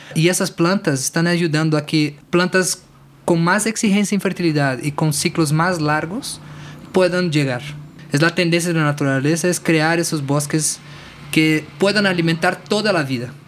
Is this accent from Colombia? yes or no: no; Brasília, Federal District, Brazil; Spanish is a second language; moved away as an adult; now in Tepoztlán, Mexico; Yo soy originario de Brasilia, soy hijo de agricultor y venimos, vinimos para México en un, periodo hace cinco años más o menos